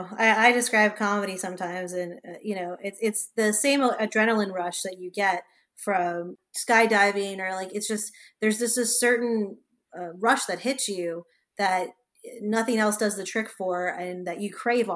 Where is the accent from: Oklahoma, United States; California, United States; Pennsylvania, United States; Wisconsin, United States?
California, United States; Los Angeles; also born or lived in New York; now in New Orleans, United States; I'm from Los Angeles. And before I lived in New Orleans, I was in New York.